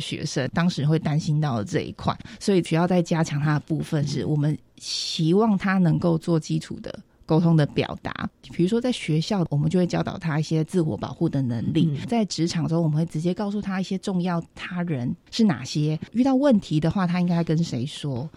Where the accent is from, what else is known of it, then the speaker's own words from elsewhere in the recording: Hualien County, Taiwan; 我也是花莲人